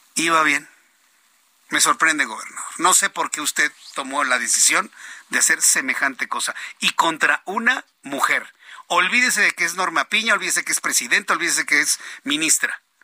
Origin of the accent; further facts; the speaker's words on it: Mexico; somos millones los mexicanos que la apoyamos